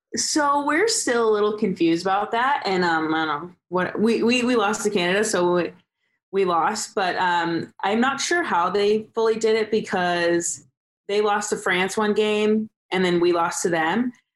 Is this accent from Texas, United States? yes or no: no; Southern California, United States; we're from Southern California